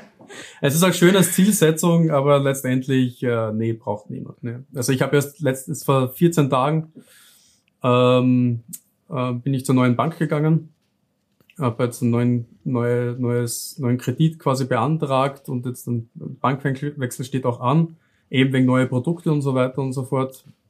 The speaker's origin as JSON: {"language": "German", "region": "South Styria", "country": "Austria", "accent": "southern Austrian", "said": "lebe im Süden von Österreich. Hört man vielleicht ein bisschen auch äh, bei meiner Aussprache. Also ich wohne wirklich mitten in der Weinregion, wo eben die besten Weine auch aus Österreich herkommen. Ähm, so kennt man das Ganze auch in der Südsteiermark"}